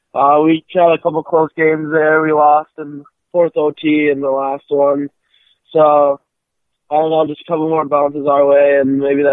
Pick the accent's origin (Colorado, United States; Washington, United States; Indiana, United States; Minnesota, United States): Minnesota, United States; Minnetonka; I'm from Minnetonka, Minnesota.